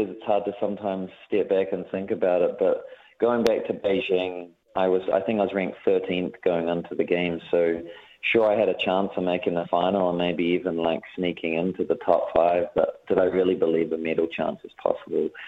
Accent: Hutt, Wellington, New Zealand; I I was a kid from the Hutt, but I really wanted to experience and see the world

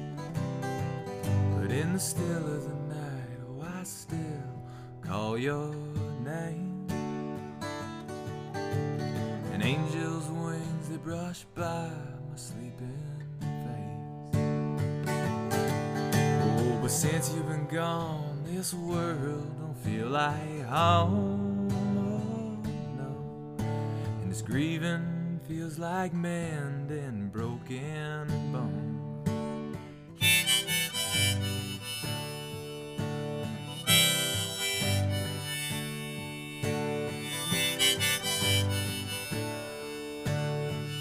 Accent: about an hour outside of Pittsburgh, Western Pennsylvania, United States; moved away as an adult; now in Nashville, United States; I'm from Western Pennsylvania originally.

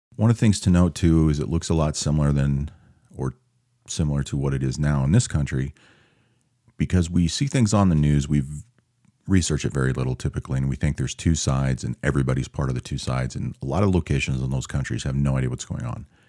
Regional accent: Seattle, Washington, United States; moved away; I'm from Seattle

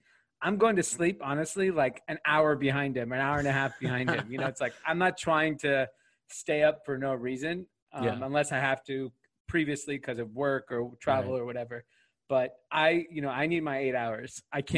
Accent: Granada Hills, California, United States; I grew up in Granada Hills, California, which is a suburb of LA. It's in an area called the San Fernando Valley, the Valley, how it's referred to as.

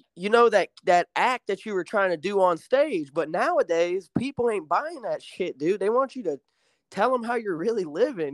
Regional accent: Alabama, United States; moved away as an adult; also born or lived in Chicago, Illinois; I was born in Illinois, but I moved to Alabama in, like, a rural town when I was, uh, when I was, like, nine or ten

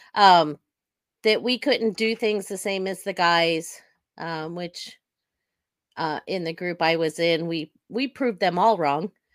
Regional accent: Sacramento, California, United States; I was born and raised in Sacramento, California. I still live in the area.

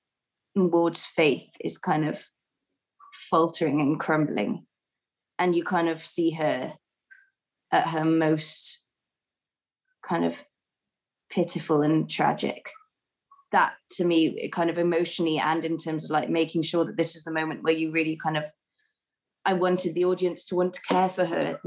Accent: Wales, United Kingdom; Rose just heard me speaking Welsh on the phone to my sister

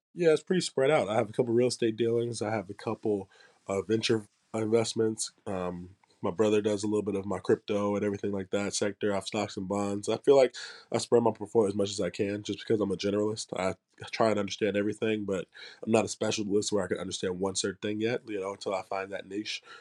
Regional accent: Charlotte, North Carolina, United States; moved away as an adult; also born or lived in Tennessee; I grew up in Charlotte

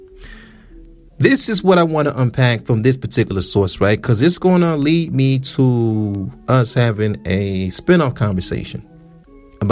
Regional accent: United States; We're Black Americans from the United States

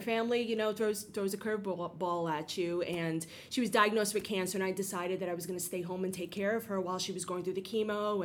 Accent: New York City, New York, United States; I'm born and bred in the Bronx, like essentially. Like I grew up in the Bronx

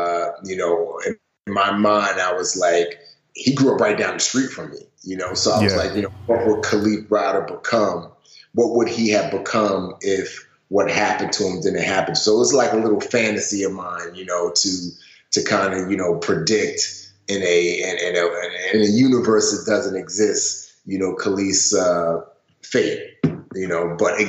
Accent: Nigeria; born there; Yeah, so I was born in Nigeria into a very wealthy family.

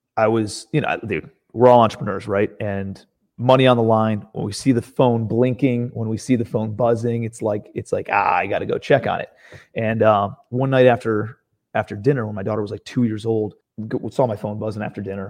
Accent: Cleveland, Ohio, United States; moved away as an adult; now in Charleston, United States; I'm from Cleveland, Ohio originally.

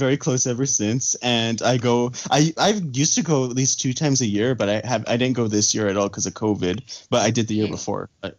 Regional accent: Santa Fe, New Mexico, United States; I'm from Santa Fe, New Mexico, so that's far.

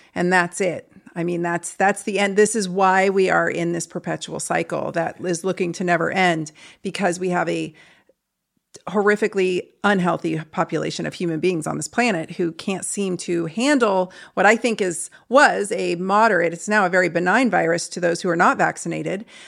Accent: St. Louis, Missouri, United States; I'm from Saint Louis, too

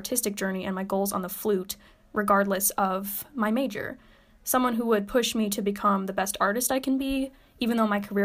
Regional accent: Madison, Wisconsin, United States; moved away as an adult; now in Michigan, United States; I'm originally from Madison, Wisconsin

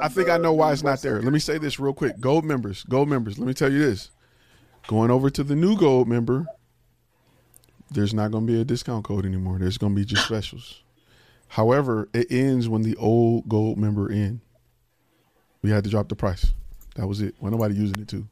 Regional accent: Detroit, Michigan, United States; I'm from Detroit

